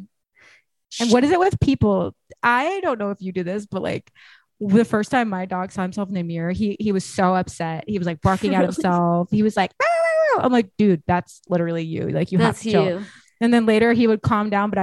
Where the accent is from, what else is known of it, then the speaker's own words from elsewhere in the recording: San Jose, California, United States; I grew up in San Jose, California